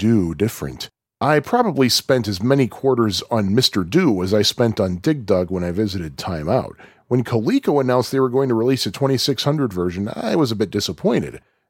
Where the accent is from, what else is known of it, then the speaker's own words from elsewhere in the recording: Puerto Rico; I first played Pac-Man at timeout at my hometown in Puerto Rico.